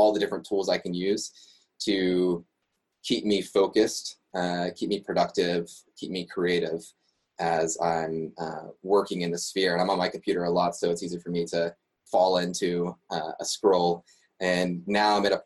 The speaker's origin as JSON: {"language": "English", "region": "West Virginia", "country": "United States", "tie": "born or raised there", "moved": "as an adult", "lives_now": "Montreal, Canada", "said": "I grew up in West Virginia, had lived there for 21 years"}